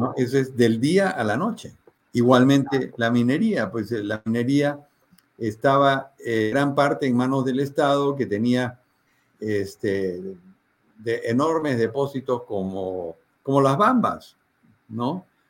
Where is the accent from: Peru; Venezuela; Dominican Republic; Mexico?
Peru